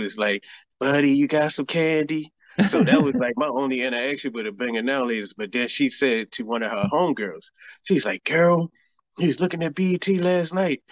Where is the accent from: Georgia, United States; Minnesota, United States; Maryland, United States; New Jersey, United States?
Maryland, United States; Baltimore; my hometown of Baltimore